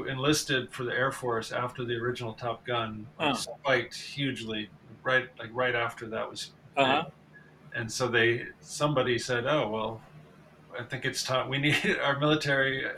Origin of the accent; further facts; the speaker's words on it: Ann Arbor, Michigan, United States; I grew up in Ann Arbor in the 70s and 80s